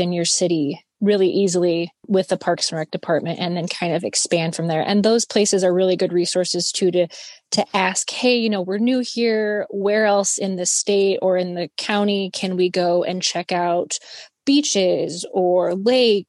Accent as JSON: {"language": "English", "region": "Iowa", "country": "United States", "tie": "born or raised there", "also_born_or_lived": "Kansas City", "moved": "as an adult", "lives_now": "Los Angeles, United States", "said": "I was born and raised in Iowa."}